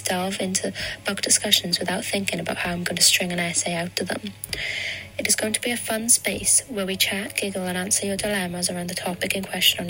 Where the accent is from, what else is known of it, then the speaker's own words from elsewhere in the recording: Swansea, Wales, United Kingdom; I'm 22 years old and I'm from Swansea.